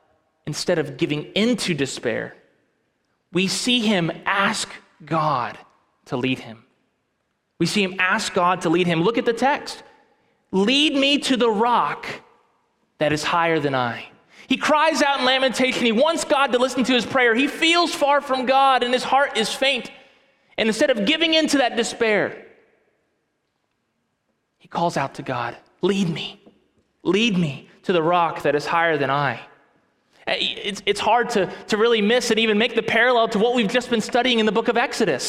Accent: near the Gulf, Gulf Coast, United States; Growing up near the Gulf

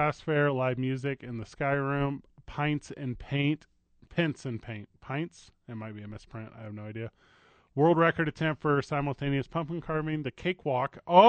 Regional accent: Michigan, United States; I'm holding my palm up because that's what Michiganians do.

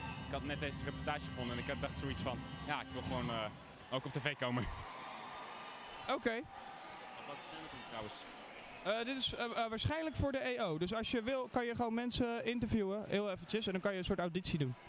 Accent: Pijnakker, South Holland, Netherlands; ik kom uit Pijnakker.

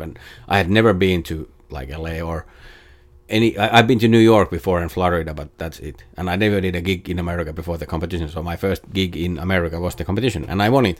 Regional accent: Jyväskylä, Central Finland, Finland; first language Finnish; English is a second language; moved away as an adult; now in Los Angeles, United States; in Jyväskylä in Finland, in my hometown

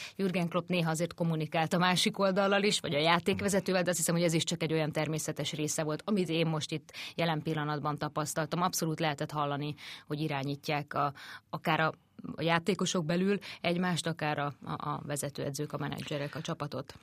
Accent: Hungary; mi is ott lehettünk ugye magyarként újságírók

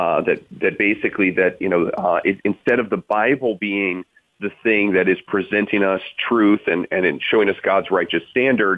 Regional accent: South Bend, Indiana, United States; I'm from South Bend, Indiana

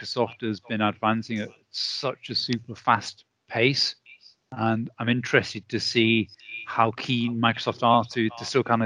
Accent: United Kingdom; I'm British

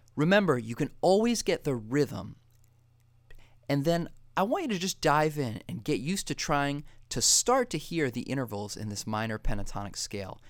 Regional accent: Foxborough, Massachusetts, United States; I grew up in Foxborough, Massachusetts

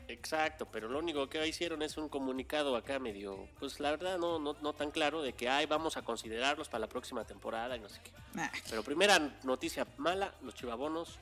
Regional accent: Mexico

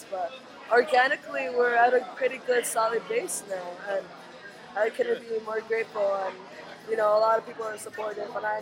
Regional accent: Chicago, Illinois, United States; I grew up in Logan Square, Humble Park, and that's, like, north side

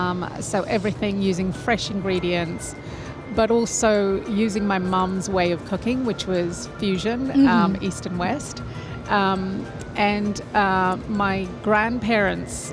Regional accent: Malawi; also born or lived in United Kingdom; now in New Zealand; all our meals when we were growing up in Malawi, in Africa, all our meals were shared together.

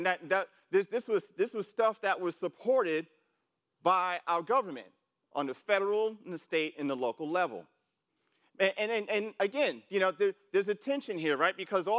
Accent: New York City, New York, United States; And where I grew up in New York City, and I'm sure for a lot of you, you were seeing people just, you know, robbing other people, stuff like that, like back in the 80s.

